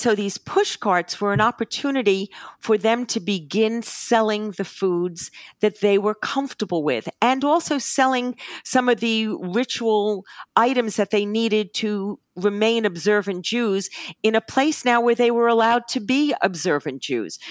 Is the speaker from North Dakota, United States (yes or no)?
no; New York City, New York, United States; as a New Yorker